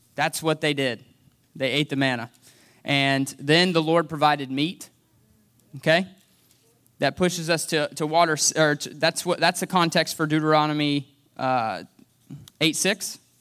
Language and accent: English; United States; now in Franklin, United States; I was born and raised here in a single wide trailer on Hess Road.